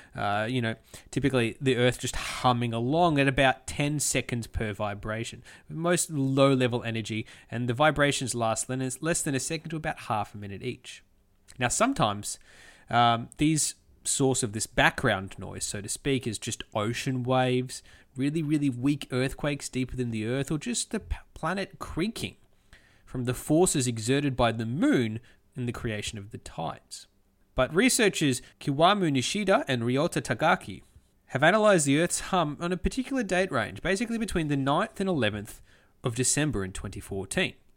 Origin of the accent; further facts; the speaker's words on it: Australia; As an Australian